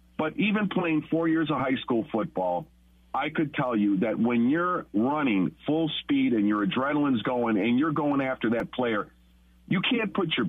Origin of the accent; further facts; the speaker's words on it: Chicago, Illinois, United States; moved away as an adult; now in Rockford, United States; I'm from Chicago. I'm a Chicago guy, born and raised.